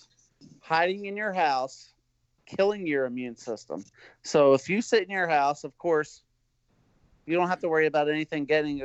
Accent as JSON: {"language": "English", "country": "United States", "also_born_or_lived": "Pennsylvania", "said": "I'm American"}